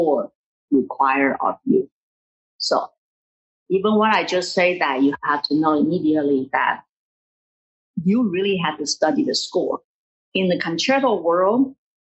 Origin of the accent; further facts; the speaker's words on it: Taiwan; moved away as an adult; also born or lived in Hartford, Connecticut; now in United States; My next move in Taiwan is just look for a teaching position and get married